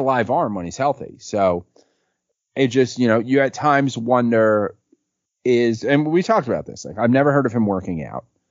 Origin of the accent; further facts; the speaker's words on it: New York City, New York, United States; growing up on City Island